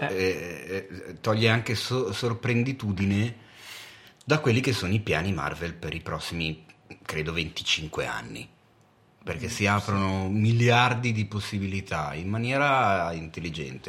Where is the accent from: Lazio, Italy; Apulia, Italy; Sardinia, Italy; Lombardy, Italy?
Lombardy, Italy; Milan; da milanese